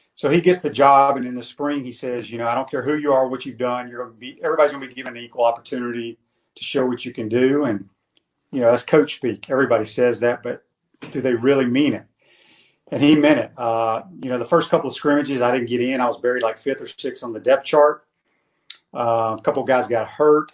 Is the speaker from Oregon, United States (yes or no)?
no; Mississippi Delta, United States; also born or lived in Pascagoula, Mississippi; I grew up in the Mississippi Delta as well